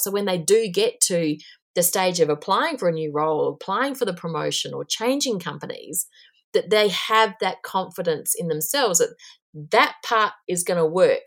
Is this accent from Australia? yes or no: yes; Australia; accent: Aussie and twangy; moved away as an adult; also born or lived in Asia / New Zealand; now in Auckland, New Zealand; I'm actually Australian, but I haven't lived in Australia for over twenty years